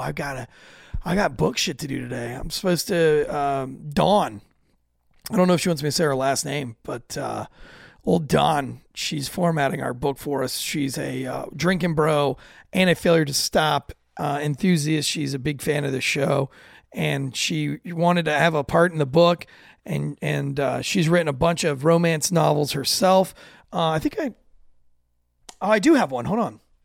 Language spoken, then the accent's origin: English; United States; as an American